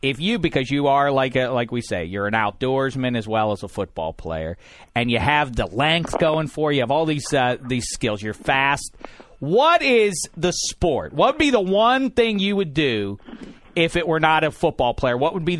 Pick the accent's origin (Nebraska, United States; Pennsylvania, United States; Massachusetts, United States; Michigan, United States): Pennsylvania, United States; Pittsburgh; I'm from Pittsburgh.